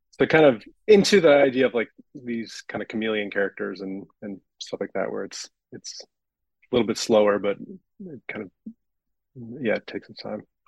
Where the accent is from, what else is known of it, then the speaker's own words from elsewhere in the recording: Vancouver, British Columbia, Canada; I'm from Vancouver